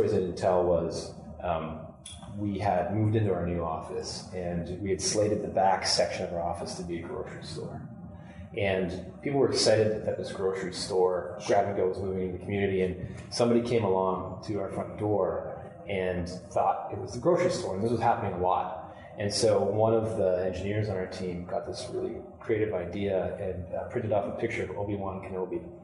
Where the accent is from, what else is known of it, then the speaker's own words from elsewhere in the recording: Kitchener, Ontario, Canada; I grew up in Kitchener-Waterloo